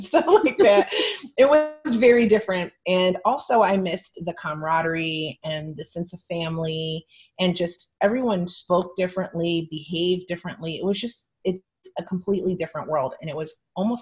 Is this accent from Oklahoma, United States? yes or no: no; Hershey, Pennsylvania, United States; also born or lived in Philadelphia, Pennsylvania; I was born in Philadelphia to a quite dysfunctional family. And I was the child of divorce. And my mother, she entered a new relationship with a man who was mentally ill while she was struggling with mental health issues. So that made my childhood really unbalanced until about fourth grade when I was accepted into the Milton Hershey School, which is a private school in central Pennsylvania.